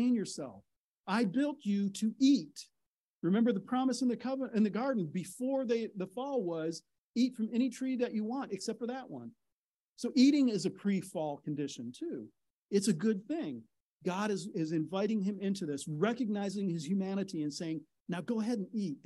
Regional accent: Midwest, United States; I'm from the Midwest.

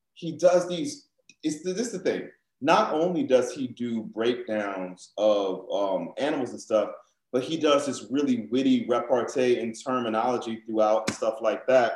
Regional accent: New Orleans, Louisiana, United States; growing up in New Orleans and Creole culture, we have a very broad definition of what black is

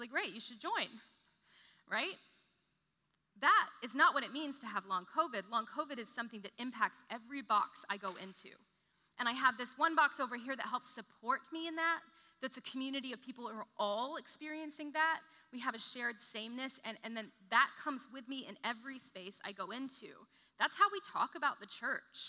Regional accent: The Woodlands, Texas, United States; I grew up in the Woodlands, kind of small town

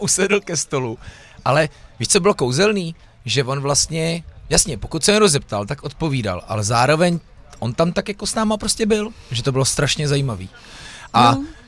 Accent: Louny, Ústí nad Labem Region, Czechia; jsem rodák z Loun

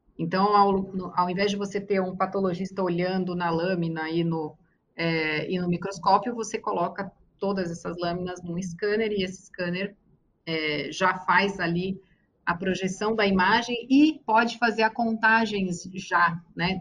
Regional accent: Brazil; como brasileira

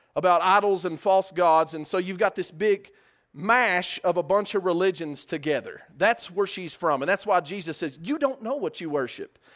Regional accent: West Texas, United States; I'm from West Texas

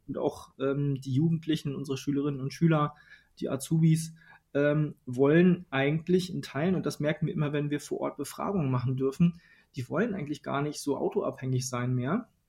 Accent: Western Pomerania, Mecklenburg-Vorpommern, Germany; now in Berlin, Germany; in meiner Heimat in Vorpommern, also in einem der ländlichsten Regionen Deutschlands oder hier in Berlin

